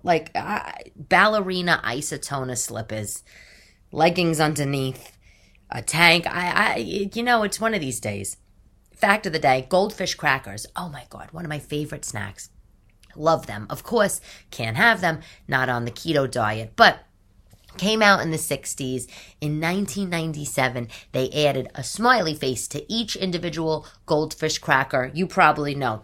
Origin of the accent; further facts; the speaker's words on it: New York City, New York, United States; also born or lived in Upper East Side, New York; I'm not from that area of Staten Island. I'm from the South Shore